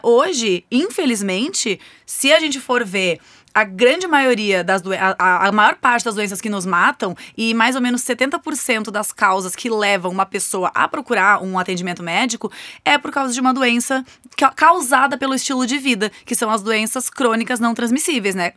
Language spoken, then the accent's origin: Portuguese; Rio Grande do Sul, Brazil; Eu, por exemplo, sou gaúcha